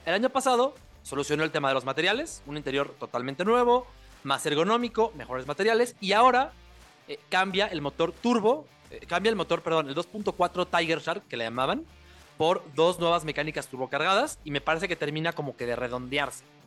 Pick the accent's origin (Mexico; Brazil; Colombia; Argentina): Mexico